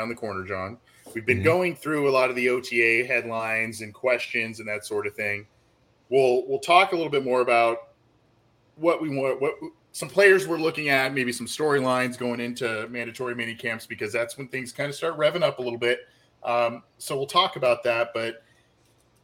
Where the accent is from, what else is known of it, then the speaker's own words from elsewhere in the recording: Southern California, United States; I'm from Southern California